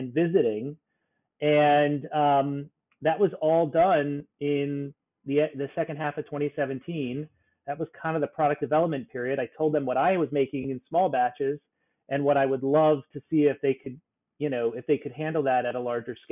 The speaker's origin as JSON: {"language": "English", "region": "South Florida", "country": "United States", "tie": "born or raised there", "moved": "yes", "lives_now": "New York, United States", "said": "I grew up in South Florida and it was like a paradise of tropical fruits"}